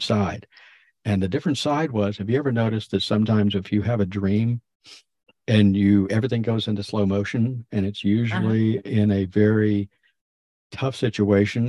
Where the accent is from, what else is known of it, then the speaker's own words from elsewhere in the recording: Florida, United States; moved away as an adult; also born or lived in Maine; I was moved out of Florida, my home state, and I was up in Maine living with Kenny